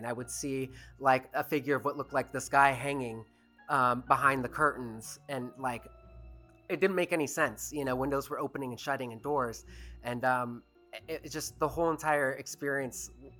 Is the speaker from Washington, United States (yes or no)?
yes; Seattle, Washington, United States; now in Los Angeles, United States; growing up, I grew up in Seattle